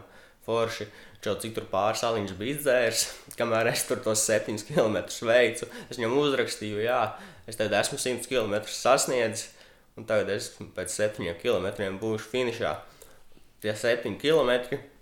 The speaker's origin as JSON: {"language": "Latvian", "town": "Cēsis", "region": "Vidzeme", "country": "Latvia", "tie": "born or raised there", "said": "manas dzimtās pilsētas CS"}